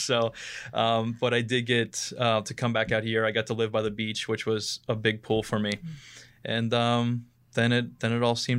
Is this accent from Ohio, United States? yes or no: yes; Ohio, United States; moved away as an adult; So I moved out here from Northeast Ohio, near Warren, Ohio, where actually Dave Grohl Alley is located. It's the most famous thing in Warren, Ohio. And moved out here right after college.